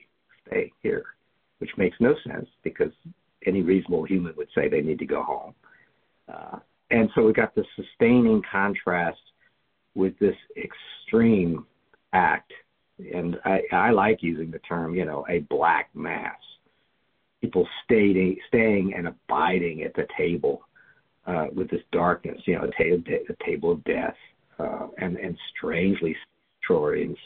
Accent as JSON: {"language": "English", "region": "the South", "country": "United States", "tie": "born or raised there", "said": "I grew up in the South"}